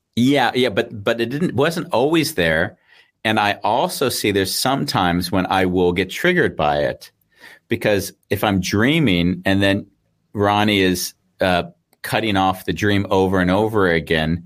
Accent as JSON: {"language": "English", "country": "United States", "also_born_or_lived": "Sydney, Australia / Austria", "moved": "yes", "said": "I'm an American"}